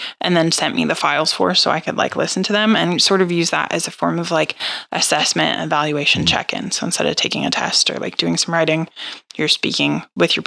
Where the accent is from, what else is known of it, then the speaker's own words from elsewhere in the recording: St. Louis, Missouri, United States; I'm from St. Louis